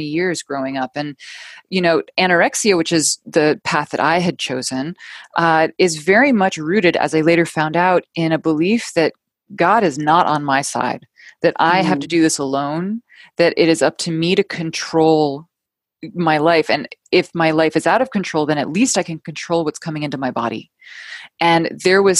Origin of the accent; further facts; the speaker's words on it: New York City, New York, United States; moved away as an adult; also born or lived in London; I ended up moving home back to my hometown of New York City